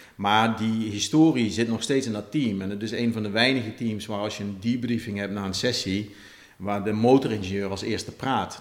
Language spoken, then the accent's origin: Dutch; Netherlands; also born or lived in Maranello; wij zijn denk ik als Nederlanders vrij nuchter